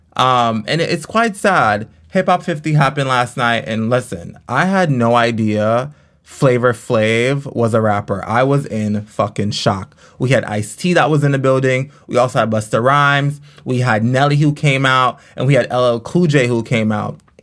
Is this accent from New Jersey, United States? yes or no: no; Los Angeles, California, United States; I grew up in California. Um, actually, I grew up in South Central L